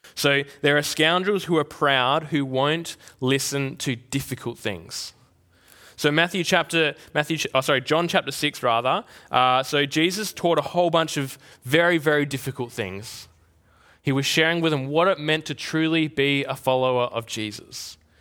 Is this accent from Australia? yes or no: yes; Albany, Western Australia, Australia; now in Perth, Australia; growing up in Albany